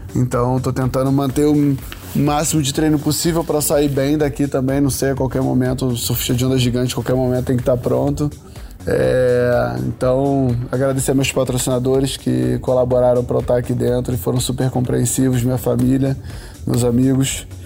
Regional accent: Rio de Janeiro, Brazil; nascido e criado em Curicica, Jacarepaguá, Rio de Janeiro

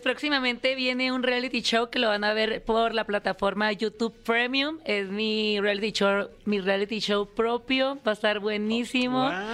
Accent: Tijuana, Baja California, Mexico; En Tijuana, Baja California, mi tierra.

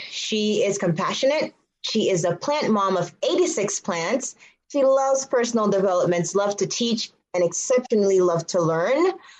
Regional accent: Montego Bay, Jamaica; also born or lived in Boston / Florida; now in Woodstock, Connecticut, United States; I was born in a small town in Montego Bay in Jamaica. Now I live in Woodstock, Connecticut. So I live in rural Connecticut. It reminds me a lot of where I grew up in Jamaica. So there's lots of farmland, lots of cows

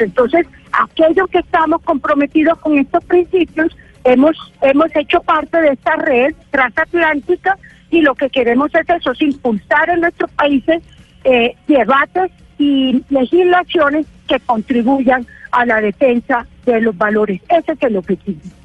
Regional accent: Colombia; como ciudadano, como colombiano

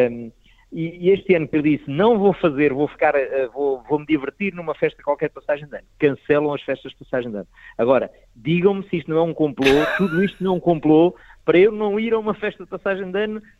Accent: Proença-a-Nova, Castelo Branco, Portugal; a primeira vez que eu digo uh, ah, vou atuar à minha terra foi, uh, portanto, a Portimão já tinha atuado várias vezes, mas há um dia que eu vou a Provença Nova.

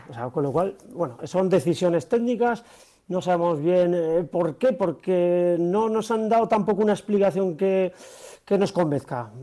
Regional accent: Aranda de Duero, Castile and León, Spain; mi pueblo Aranda de Duero

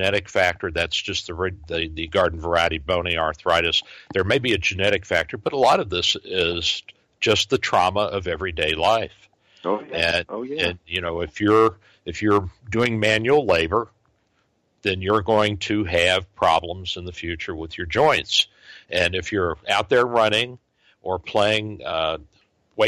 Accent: Louisville, Kentucky, United States; now in St. Petersburg, United States; That's my hometown

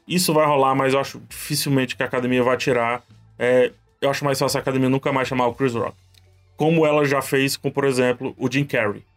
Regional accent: Brazil; A gente, aqui no Brasil, a gente não se identifica como latino

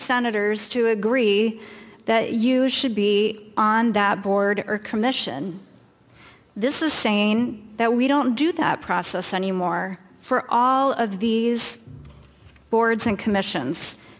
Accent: Iowa, United States; as an Iowan

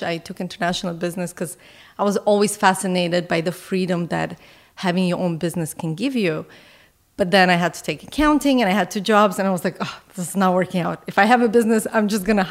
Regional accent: Canada; as a Canadian

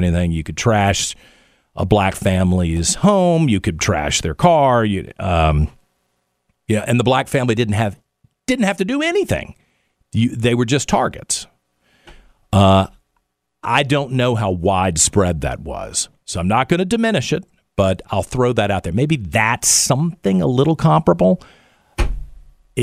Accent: United States; also born or lived in Middle East; as an American

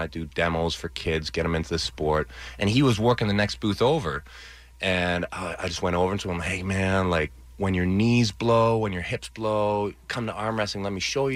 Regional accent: Canada; we're both Canadian

